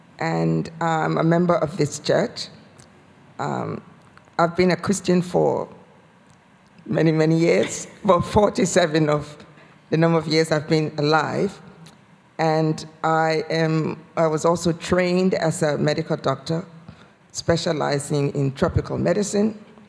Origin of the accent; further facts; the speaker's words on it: Liberia; moved away as an adult; also born or lived in Liverpool, United Kingdom; now in Sutton Coldfield, United Kingdom; I'm from Liberia originally. So we moved to the UK in 1990, spent the first 2 years in Liverpool area, and then we moved to Sutton Coldfield in 1992, and we've been here since.